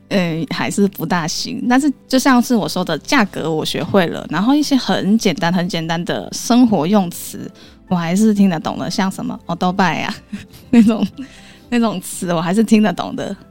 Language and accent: Chinese; Kaiping, Guangdong, China; first language Cantonese; Chinese is a second language; moved away as an adult; now in Kaohsiung, Taiwan; 我们小时候还是讲粤语跟我们当地的方言，就是开平话。因为我是来自开平市，就是广东里面的一个小小的县市。它虽然叫开平市，但它其实是一个县级市，所以我们是属那个江门市管的，所以我们那个地方其实有一点点的复杂，因为它是属于第三线的城市了